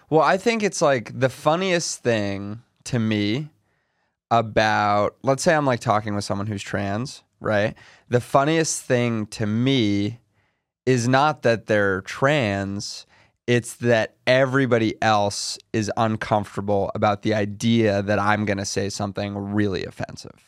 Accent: New York City, New York, United States; I'm from New York City

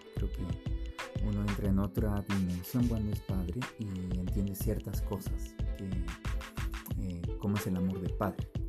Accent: Quito, Pichincha, Ecuador; also born or lived in Colombia; yo vine de meses de nacido al Ecuador. Entonces, bueno, eh, hoy escuché una palabra que dice que somos la tercera cultura y creo que es verdad. Eh, mis papás son colombianos, son caleños. Me crié en el Ecuador

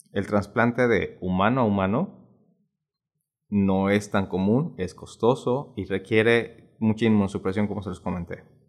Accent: Mexico

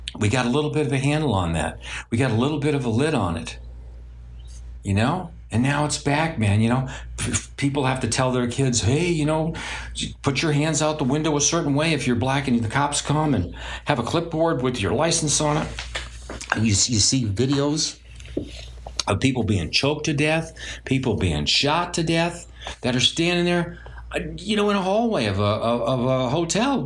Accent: New York City, New York, United States; I grew up in Brooklyn with a bunch of Jewish people and everything else like that, and Italians

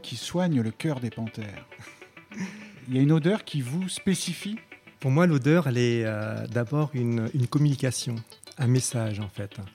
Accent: Cambodia; moved away; je suis né, en, au Cambodge

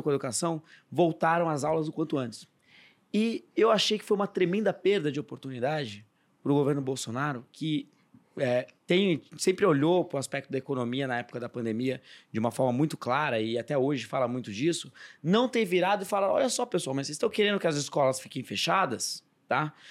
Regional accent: Bragança Paulista, São Paulo, Brazil; eu sou de Bragança Paulista, interior de São Paulo

